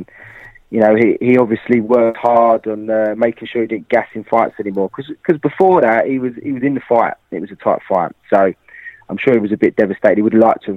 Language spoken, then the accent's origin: English; London, United Kingdom; Being a Londoner